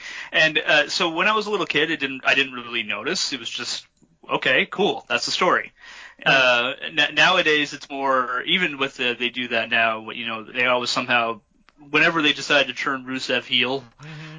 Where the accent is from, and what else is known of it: Canada